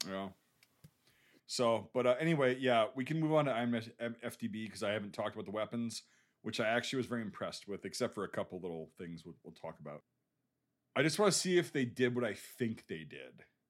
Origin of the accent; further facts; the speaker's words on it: United States; As an American